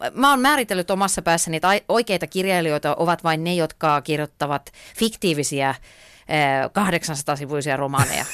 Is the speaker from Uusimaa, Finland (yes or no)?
no; Ypäjä, Tavastia Proper, Finland; silloin kun mä olin pieni, niin mä asuin tota Ypäjällä, mä olen sieltä kotoisin